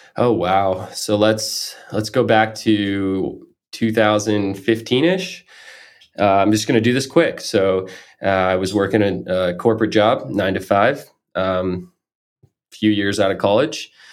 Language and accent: English; Florida, United States; now in Maine, United States; I grew up in Florida